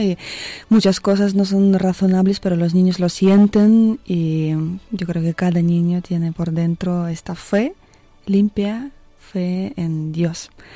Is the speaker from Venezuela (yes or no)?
no; Siberia, Russia; moved away; soy una chica rusa, como tú ya habías dicho. Nací en el año 86 en Siberia, en un pueblo, en una ciudad pequeña